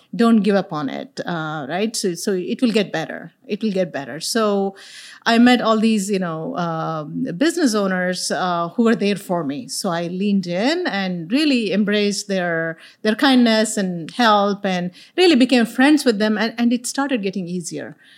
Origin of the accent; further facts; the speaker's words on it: India; moved away as an adult; now in Texas, United States; I'm an immigrant from India. So I moved here little over thirty years ago